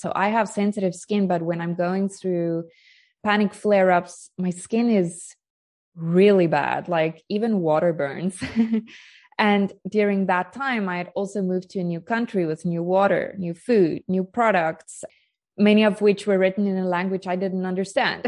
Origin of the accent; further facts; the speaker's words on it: South Africa; moved away as an adult; now in Portugal; I'm joining you from Portugal, but I am South African. I've only been living in Portugal for three and a half years.